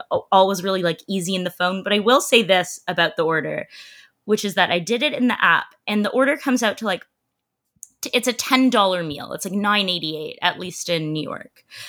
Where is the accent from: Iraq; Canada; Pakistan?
Canada; I'm a Canadian